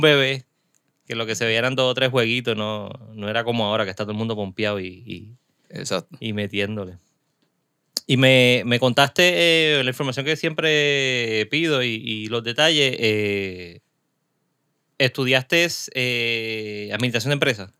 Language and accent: Spanish; Caguas, Puerto Rico; now in Carolina, Puerto Rico; yo soy prestado de Cagua, pero vivo acá en Carolina.